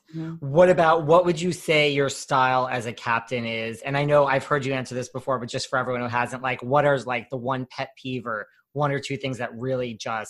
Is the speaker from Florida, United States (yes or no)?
no; Connecticut, United States; now in New York, United States; I grew up in Connecticut. I live in New York now